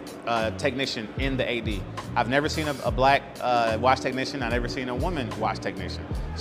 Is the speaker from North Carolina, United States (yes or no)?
no; Detroit, Michigan, United States; moved away; 2 weeks ago, I was in my hometown of Detroit.